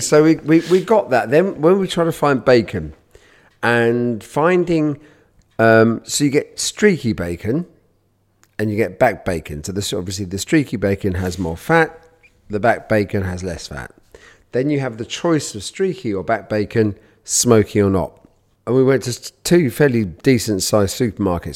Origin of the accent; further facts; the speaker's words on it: United Kingdom; I'm born British, and I, and I'm born Jewish